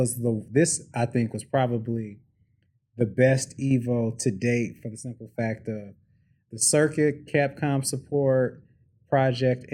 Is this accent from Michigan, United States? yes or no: yes; Detroit, Michigan, United States; I'm from Detroit. I love Detroit.